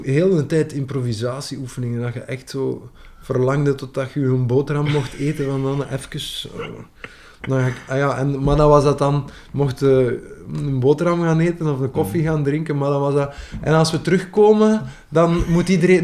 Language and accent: Dutch; West Flanders, Belgium; accent: West Flemish; first language West Flemish; mijn moedertaal